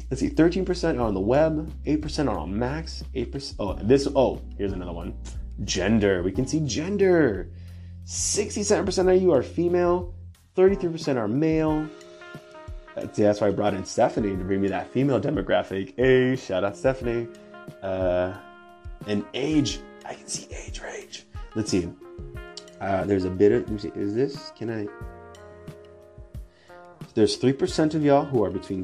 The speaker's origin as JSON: {"language": "English", "region": "California", "country": "United States", "said": "I'm from California"}